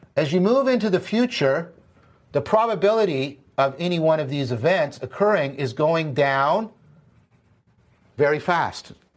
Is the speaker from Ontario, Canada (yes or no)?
yes; Hamilton, Ontario, Canada; I'm from Hamilton